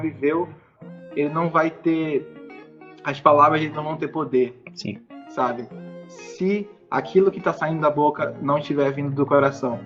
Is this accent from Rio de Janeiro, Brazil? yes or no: yes; Paracambi, Rio de Janeiro, Brazil; moved away as an adult; eu sou de uma cidade no interior do Rio de Janeiro chamada Paracambi. Eu cresci lá, vivi lá a vida inteira